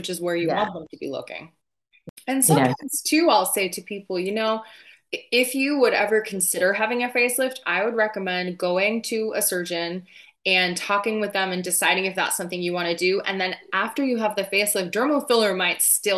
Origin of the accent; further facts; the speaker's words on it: New Jersey, United States; accent: Jersey; I'm not actually from Boston. I'm from New Jersey. I should have taught you a Jersey accent because I could do that all day.